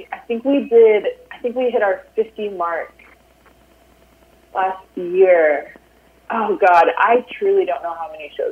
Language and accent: English; Austin, Texas, United States; Austin with my hometown crowd